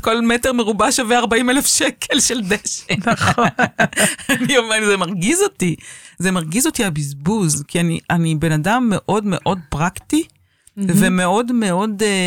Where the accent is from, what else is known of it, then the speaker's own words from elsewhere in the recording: Tel Aviv, Tel Aviv District, Israel; נולדתי בתל אביב וגדלתי בתל אביב